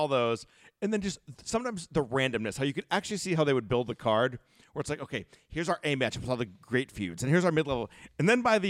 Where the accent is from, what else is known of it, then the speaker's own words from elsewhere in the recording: Northeast, United States; also born or lived in Florida; we're all from the Northeast and we really don't have a lot of college sports up here.